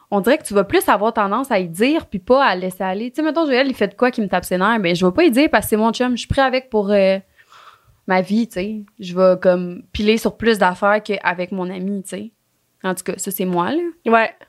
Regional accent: Thetford Mines, Quebec, Canada; now in Sherbrooke, Canada; L'année passée, j'ai déménagé avec une de mes bonnes amies à Sherbrooke pour l'université. On vient tous les deux de Thetford Mines. Oh, je dis-tu comme il faut? Thetford Mines, oui.

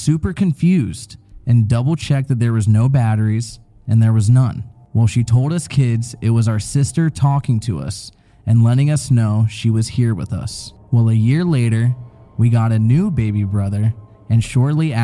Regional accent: Tennessee, United States; I was born in Tennessee, so I have a little accent sometimes

